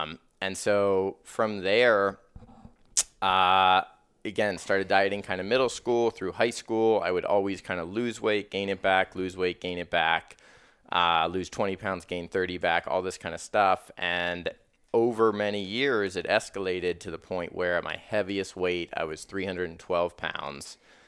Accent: Columbus, Ohio, United States; Well, I grew up originally in Columbus, Ohio

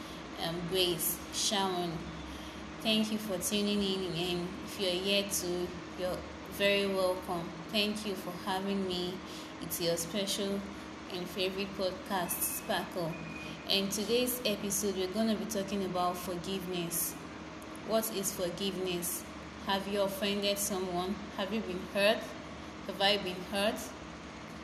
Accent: Benue, Nigeria; I'm a Nigerian from Benue State

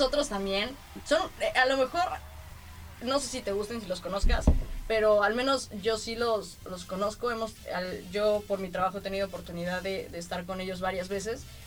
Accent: Mexico City, Mexico; now in Tijuana, Mexico; la Ciudad de México, y digo Ciudad de México porque ya sabemos de dónde son mis orígenes

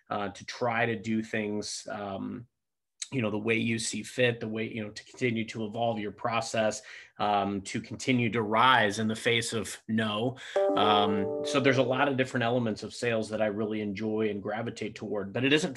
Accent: Cape Girardeau, Missouri, United States; moved away as an adult; now in St. Louis, United States; I grew up in Cape Girardeau, Missouri

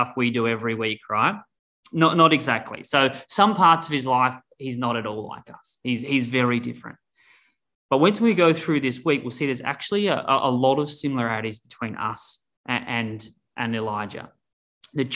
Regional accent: Australia; now in Denver, United States; I'm originally from Australia

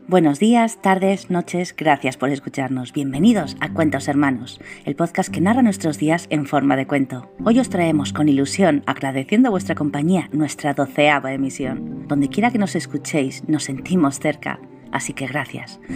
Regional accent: Spain; de España

